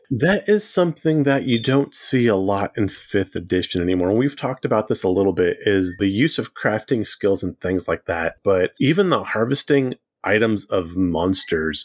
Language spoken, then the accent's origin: English; Central California, United States; I grew up in Central California